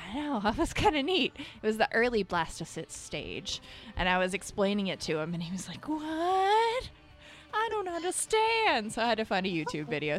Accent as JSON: {"language": "English", "region": "Kentucky", "country": "United States", "tie": "born or raised there", "moved": "yes", "lives_now": "North Carolina, United States"}